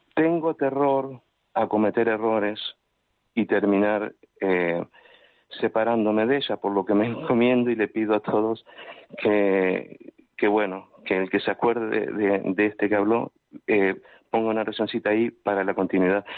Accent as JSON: {"language": "Spanish", "country": "Uruguay", "tie": "born or raised there", "moved": "yes", "lives_now": "Palma de Mallorca, Spain", "said": "soy nativo de Uruguay"}